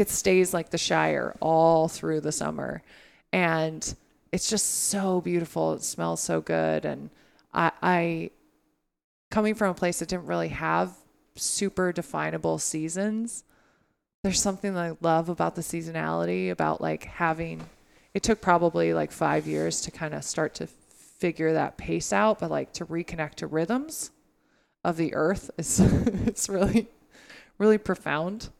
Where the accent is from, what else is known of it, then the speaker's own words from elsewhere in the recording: Humboldt County, California, United States; moved away as an adult; now in Maine, United States; I grew up in Humboldt County